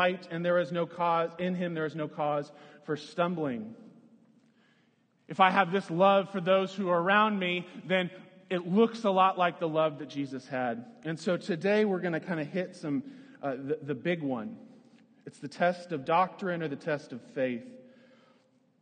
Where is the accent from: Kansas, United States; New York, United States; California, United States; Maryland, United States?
Kansas, United States; Lawrence; moved away as an adult; also born or lived in Florida; When I was growing up, I grew up in Lawrence, Kansas